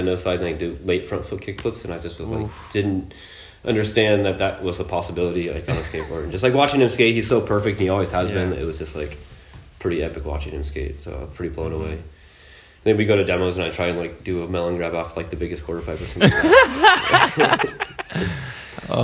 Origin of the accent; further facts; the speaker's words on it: Eugene, Oregon, United States; also born or lived in Washington; I grew up in Eugene, Oregon